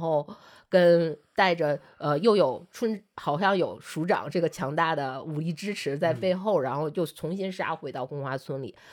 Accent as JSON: {"language": "Chinese", "region": "Liaoning", "country": "China", "tie": "born or raised there", "moved": "yes", "said": "我老家是辽宁的一个算二级市还三级市的四这么级一个，四，或四级市，呃，市，四级的这么一个城市"}